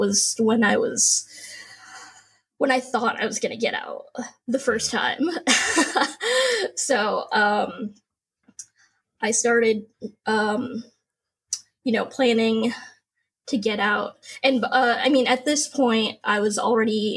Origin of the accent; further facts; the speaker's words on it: San Diego, California, United States; also born or lived in Norfolk / Hawaii; I'm from San Diego. I grew up here